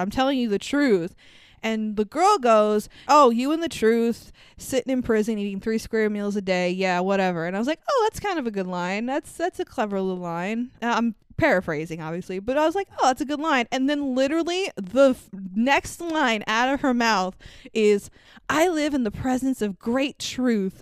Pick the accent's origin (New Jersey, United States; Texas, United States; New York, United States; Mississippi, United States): New York, United States; I'm a New Yorker